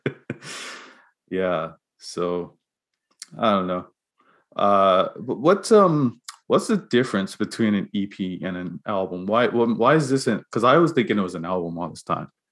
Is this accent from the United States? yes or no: no; Bermuda; moved away; I'm from Bermuda